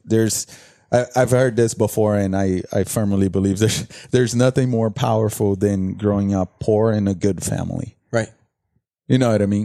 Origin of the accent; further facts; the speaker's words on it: Brazil; English is a second language; also born or lived in Fort Lauderdale; now in United States; I come from Brazil